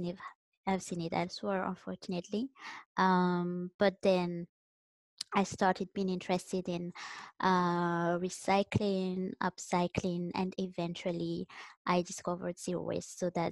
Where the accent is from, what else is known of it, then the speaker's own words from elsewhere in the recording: Madagascar; now in Vancouver, Canada; I'm from Madagascar and now I'm based in Vancouver, Canada.